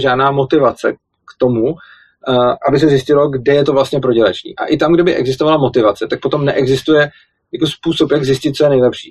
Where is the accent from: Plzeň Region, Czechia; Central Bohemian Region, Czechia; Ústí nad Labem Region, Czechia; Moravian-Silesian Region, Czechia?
Plzeň Region, Czechia; Plzeň; když jsem byl malý, tak já pocházím z Plzně a žil jsem vlastně v malé vesnici vedle Plzně